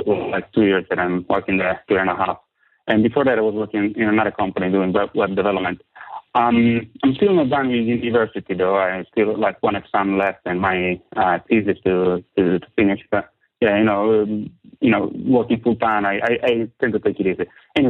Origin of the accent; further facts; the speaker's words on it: San Marino; English is a second language; So, I come from Italy.